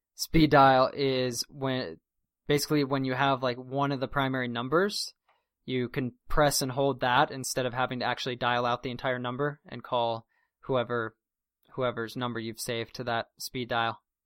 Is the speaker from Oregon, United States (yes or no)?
no; Durango, Colorado, United States; my hometown in Durango, the area code, which means the, basically the number that precedes the someone's local number is nine seven oh